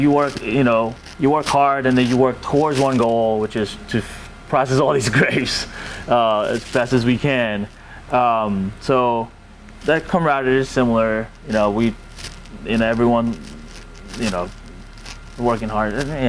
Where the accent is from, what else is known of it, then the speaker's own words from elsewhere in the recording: Temecula, California, United States; Like, I'm from Temecula, which is also a kind of like a subset of California AVA, you know, very small region.